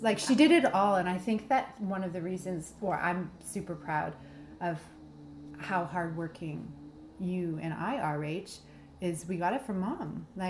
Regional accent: Bayside, Ontario, Canada; in Bayside, so that's just a little bit north of Prince Edward County, in between Trenton and Belleville.

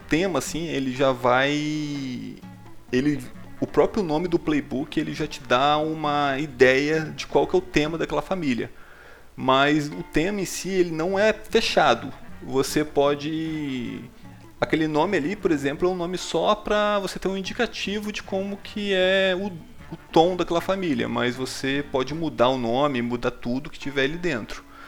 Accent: Espírito Santo, Brazil; A gente é aqui do Espírito Santo

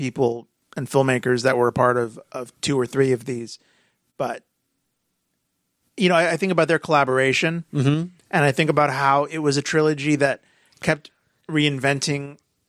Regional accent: United States; even as an American

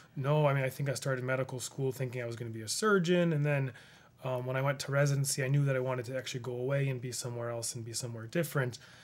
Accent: Rushville, United States; born or raised there

